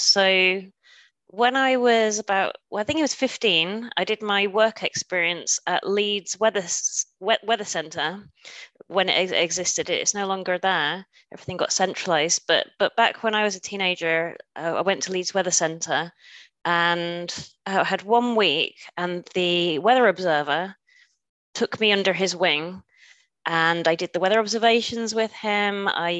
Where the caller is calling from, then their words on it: Germany; I should say guten Tag, as I am joining you from Germany.